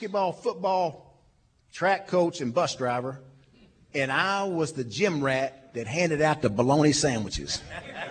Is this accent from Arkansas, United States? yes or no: yes; Little Rock, Arkansas, United States; We loved growing up in Little Rock